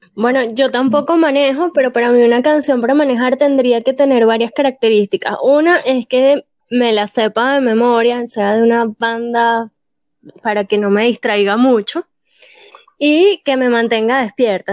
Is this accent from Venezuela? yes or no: yes; Venezuela; Yo como buena venezolana